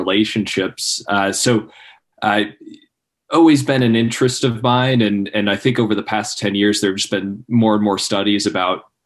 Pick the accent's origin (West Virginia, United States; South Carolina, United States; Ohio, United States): Ohio, United States; Cincinnati; moved away as an adult; also born or lived in Columbus, Ohio; now in Charleston, United States; I was born and raised in Cincinnati, Ohio.